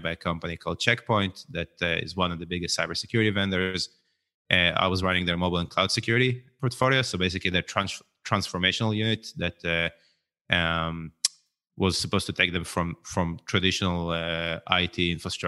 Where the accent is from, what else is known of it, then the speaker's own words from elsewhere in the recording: Israel; grew up in Israel